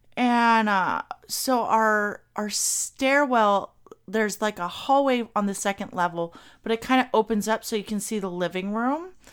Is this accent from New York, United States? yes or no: no; Kentucky, United States; I'm from Kentucky. I grew up in Kentucky.